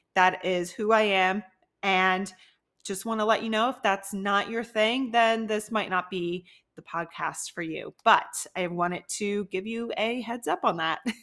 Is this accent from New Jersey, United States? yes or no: yes; New Jersey, United States; also born or lived in Philadelphia, Pennsylvania; now in Tampa, United States; I am originally from New Jersey, a really small town near Philly